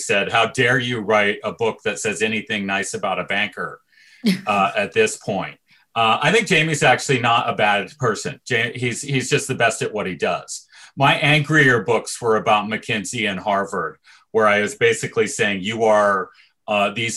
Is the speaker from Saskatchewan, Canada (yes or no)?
no; Toronto, Ontario, Canada; moved away as an adult; I'm from Toronto